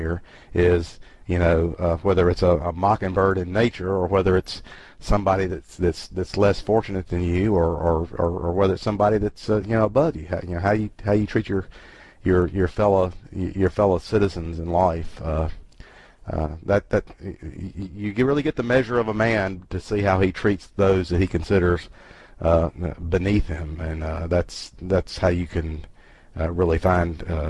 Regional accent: Deep South, United States; I'm from the Deep South and, you know, I lived through this stuff.

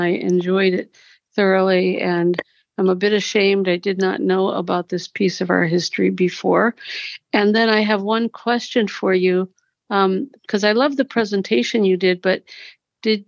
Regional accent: Cincinnati, Ohio, United States; I'm from Cincinnati

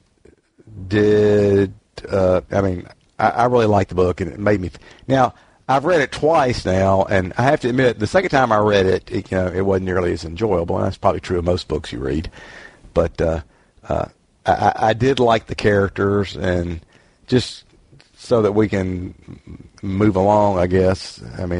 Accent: Deep South, United States; growing up in the Deep South during the 60s, like I did

